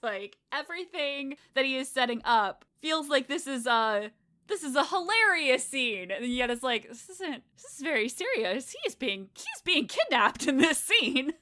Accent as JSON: {"language": "English", "region": "New England", "country": "United States", "tie": "born or raised there", "said": "I grew up on the East Coast in New England"}